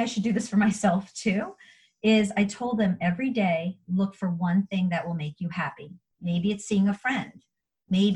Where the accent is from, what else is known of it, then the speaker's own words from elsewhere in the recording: New York, United States; moved away; I'm from New York and my family's up in New York.